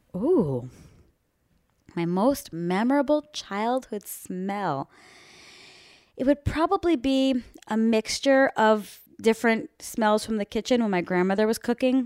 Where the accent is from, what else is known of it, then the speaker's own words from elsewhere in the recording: Miami, Florida, United States; moved away; the girls that I grew up with back in Winston Park in Miami, Florida